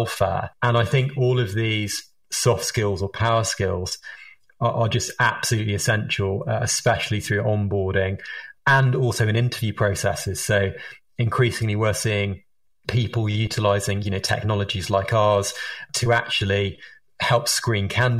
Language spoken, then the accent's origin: English; England, United Kingdom; accent: Harry Potter accent; moved away; also born or lived in United States; as you can tell from my Harry Potter accent, I am British or English originally, but I spent a lot of my time over in the United States